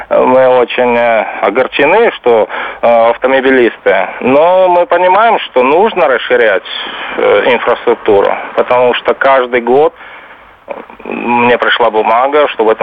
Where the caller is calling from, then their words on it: Stockholm, Stockholm County, Sweden; Я звоню из Стокгольма, из Швеции.